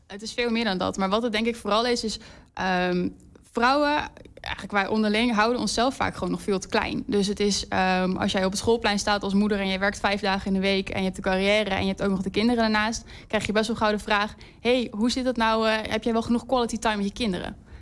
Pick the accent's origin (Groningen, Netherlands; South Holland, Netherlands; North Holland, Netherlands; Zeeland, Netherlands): North Holland, Netherlands; Amsterdam; moved away as an adult; also born or lived in Twente; now in Enschede, Netherlands; ik kom oorspronkelijk uit Amsterdam